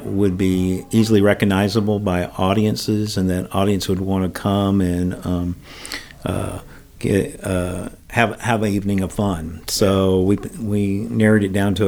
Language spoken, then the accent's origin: English; Atlanta, Georgia, United States; moved away as an adult; also born or lived in Bozeman, Montana; I'm from Atlanta originally, and then I moved back to Atlanta